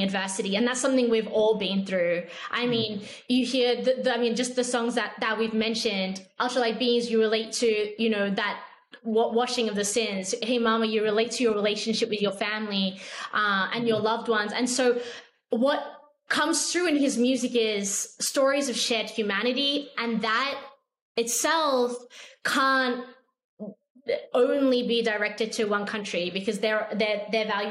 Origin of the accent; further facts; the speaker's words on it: Australia; especially to me as an Australian